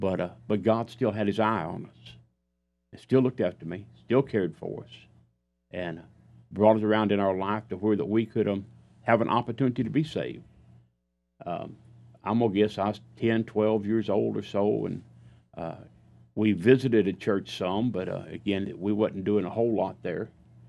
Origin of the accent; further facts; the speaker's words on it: Missouri, United States; Of course, I was born and raised in Southeast Missouri. As I tell people, I was born in the wilderness. When I was a child growing up, our nearest neighbor was 2 miles away.